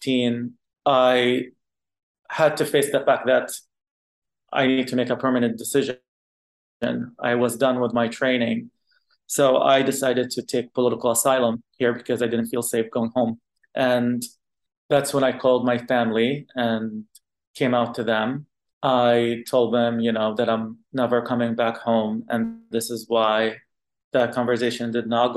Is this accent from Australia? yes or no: no; Qatar; first language Arabic; English is a second language; now in San Francisco, United States; I was born and raised in Qatar. I only spoke Arabic till I was in middle school / high school.